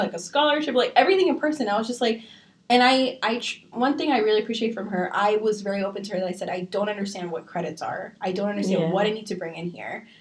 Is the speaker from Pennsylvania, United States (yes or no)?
yes; Bethlehem, Pennsylvania, United States; I'm from Bethlehem